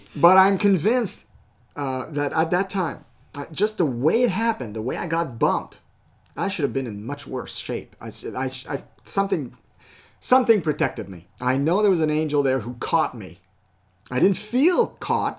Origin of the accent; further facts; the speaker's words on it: Canada; I am a Canadian citizen, okay, by birth